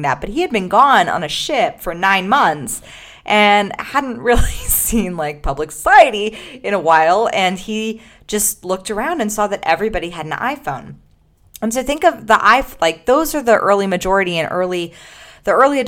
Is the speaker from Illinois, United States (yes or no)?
no; Los Angeles, California, United States; also born or lived in Gold Coast, Australia; I am currently in the Gold Coast of Australia, not in my hometown of Los Angeles